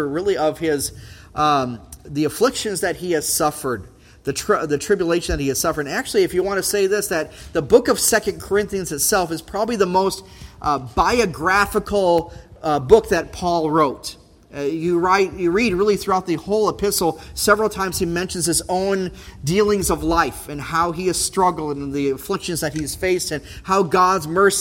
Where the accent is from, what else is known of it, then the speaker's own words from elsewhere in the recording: Brainerd, Minnesota, United States; Growing up in Brainerd area